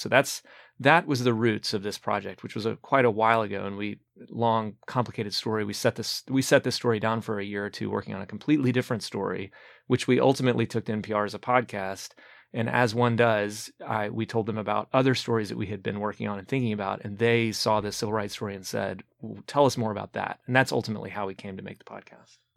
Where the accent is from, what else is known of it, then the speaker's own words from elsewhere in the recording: Birmingham, Alabama, United States; I'm from Alabama originally, left the state for a while for graduate school